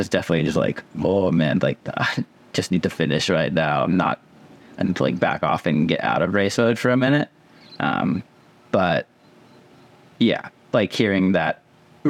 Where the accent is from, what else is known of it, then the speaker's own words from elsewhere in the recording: Palo Alto, California, United States; now in Colorado, United States; I grew up in California